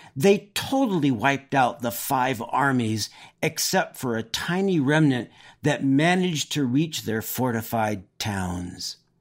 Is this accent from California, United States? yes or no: yes; Oxnard, California, United States; I grew up in Southern California